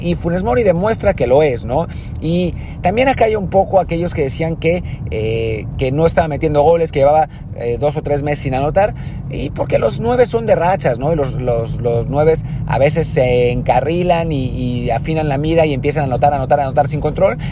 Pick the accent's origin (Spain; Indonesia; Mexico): Mexico